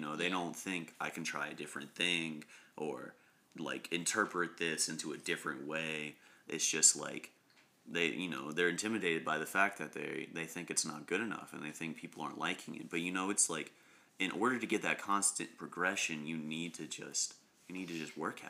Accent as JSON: {"language": "English", "town": "Shelby", "region": "North Carolina", "country": "United States", "also_born_or_lived": "Charlotte"}